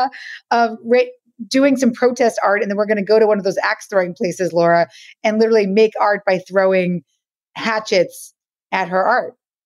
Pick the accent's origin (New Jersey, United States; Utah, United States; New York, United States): New York, United States; New York City; I'm from the Lower East Side of Manhattan